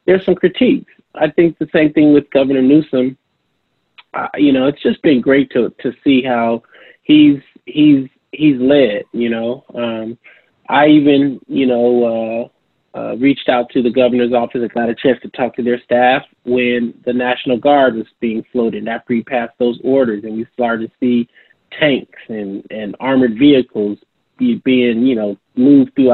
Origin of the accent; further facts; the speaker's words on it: San Francisco, California, United States; also born or lived in Durham, North Carolina; a native San Franciscan